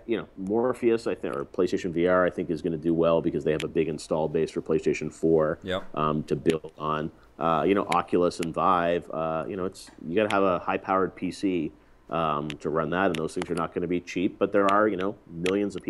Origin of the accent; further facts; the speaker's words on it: Canada; moved away; growing up in Canada